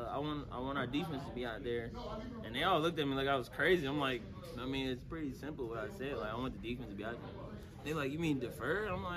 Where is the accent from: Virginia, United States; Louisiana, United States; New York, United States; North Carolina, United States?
North Carolina, United States; Charlotte; I don't think Coach knew I was from Charlotte